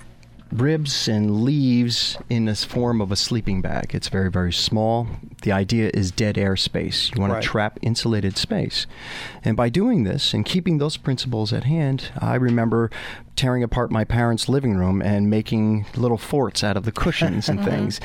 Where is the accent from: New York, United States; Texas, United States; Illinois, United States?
New York, United States; Putnam Valley; I grew up in Putnam Valley. So I was a country boy